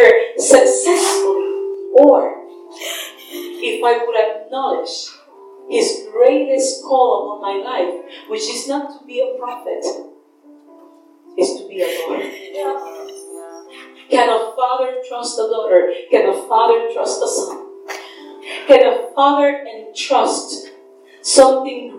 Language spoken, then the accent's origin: English; Puerto Rico; my island